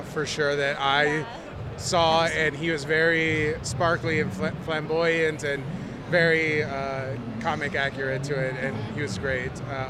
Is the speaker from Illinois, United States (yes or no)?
yes; Bloomington, Illinois, United States; Bloomington, Illinois.